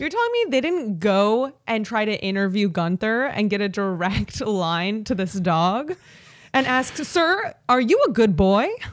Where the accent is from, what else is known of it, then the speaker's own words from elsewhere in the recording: Chicago suburbs, Illinois, United States; we're both from the Chicago suburbs